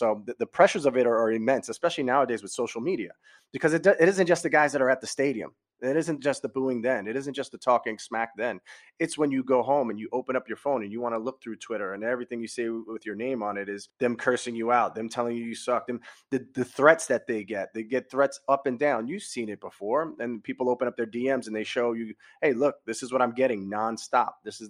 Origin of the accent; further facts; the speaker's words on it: New York City, New York, United States; as a New Yorker